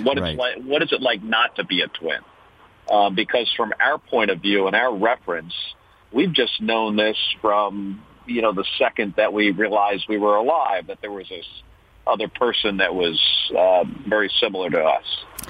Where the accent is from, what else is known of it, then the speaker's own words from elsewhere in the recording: New Jersey, United States; we grew up in New Jersey in the 1960s and 70s